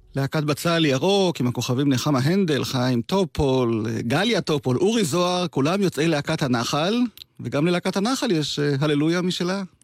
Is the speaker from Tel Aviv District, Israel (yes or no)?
no; Degania Alef, Northern District, Israel; בקיבוץ דגני א', נולדתי וגדלתי שם